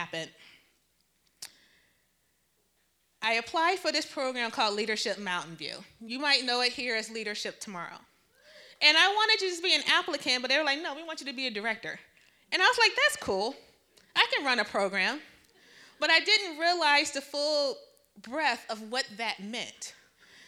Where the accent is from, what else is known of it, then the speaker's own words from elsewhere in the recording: Detroit, Michigan, United States; I grew up in Detroit.